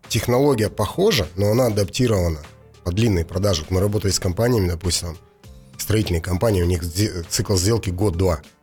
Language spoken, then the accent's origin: Russian; Russia; я из России же